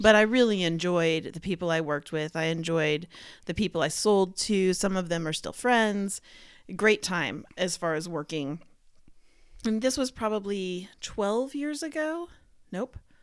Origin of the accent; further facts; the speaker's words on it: Dallas, Texas, United States; I grew up in Dallas with a mixture of all kinds of people at my schools